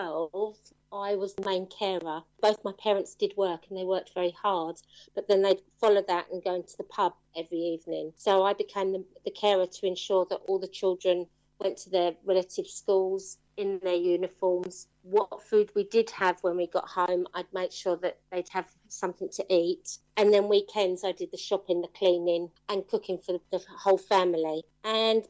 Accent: Penge, Orpington, Kent, London, United Kingdom; growing up at the age of 4, I was the eldest of 3 children. We were taken into care, actually. Lived in Penge

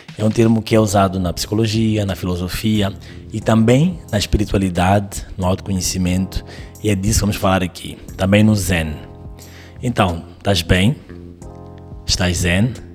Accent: Mozambique; que eu entendo que sou eu, de Moçambique, desta certa idade

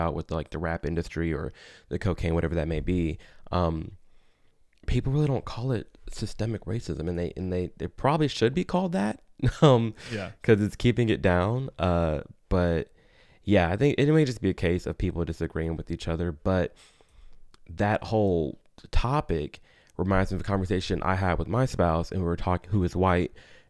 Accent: Chicago, Illinois, United States; I'm from Chicago.

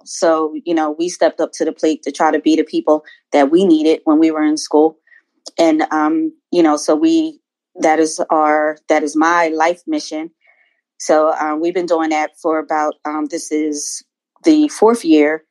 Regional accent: Philadelphia, Pennsylvania, United States; now in Maryland, United States; I'm from the Philadelphia area. I live in Maryland now

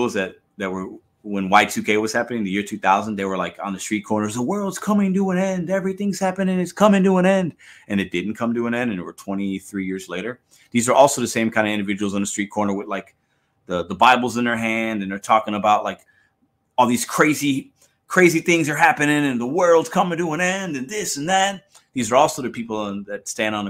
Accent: St. Louis, Missouri, United States; I'm a dude from St. Louis

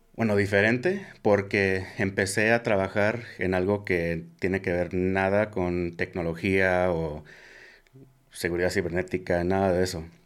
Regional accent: Omaha, Nebraska, United States; yo soy de Omaha, Nebraska

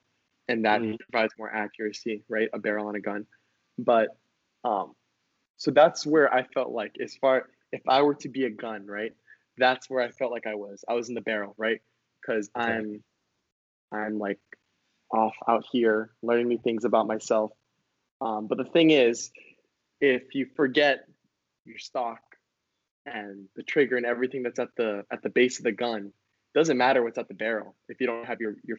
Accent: Hawaii, United States; being not seeing very many Hawaiians, all of a sudden I'm losing my accent, right? I'm not in the sun as much, so I'm losing my color. I feel distant from home

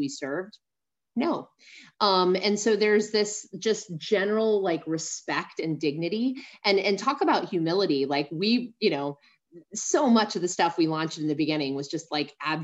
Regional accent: San Antonio, Texas, United States; I'm from San Antonio, Texas

